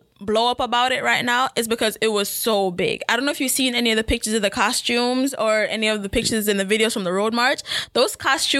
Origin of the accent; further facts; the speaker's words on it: Jamaica; we are Jamaican.